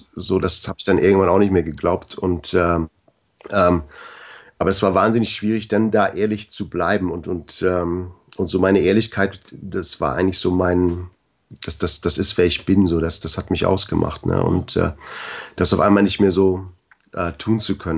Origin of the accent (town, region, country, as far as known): Bad Segeberg, Schleswig-Holstein, Germany; born or raised there; moved away as an adult; also born or lived in Canada